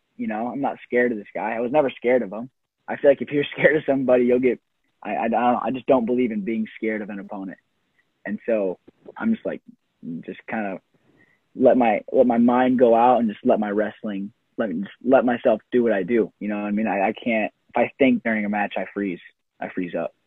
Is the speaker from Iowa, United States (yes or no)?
yes; Iowa, United States; growing up in Iowa